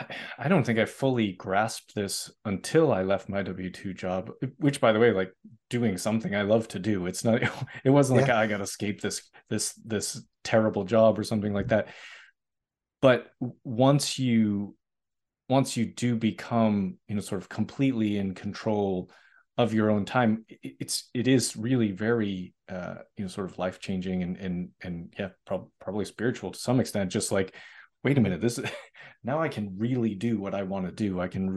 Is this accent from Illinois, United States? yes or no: no; Boston, Massachusetts, United States; mostly in large part because I'm originally from Boston, and I wasn't a distance runner.